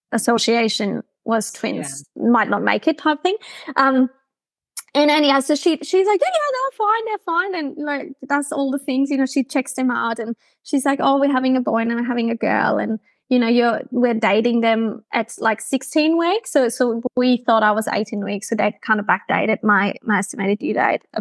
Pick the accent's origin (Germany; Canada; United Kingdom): Germany; accent: German; English is a second language; moved away as an adult; now in Brisbane, Australia; my hometown in Germany